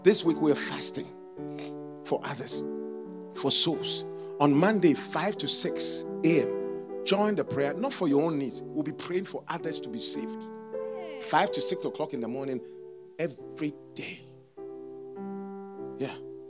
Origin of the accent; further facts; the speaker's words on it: New York, United States; now in Memphis, United States; I came from New York. Yeah. My original, my children were born in New York. New York, the city so great, they named it twice. New York, New York. Yeah. I left New York to come to Memphis.